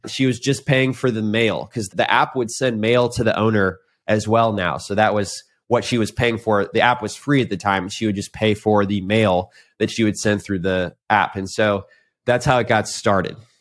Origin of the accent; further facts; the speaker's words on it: St. Louis, Missouri, United States; moved away as an adult; also born or lived in Indianapolis, Indiana; now in Austin, United States; I grew up in Saint Louis and Indianapolis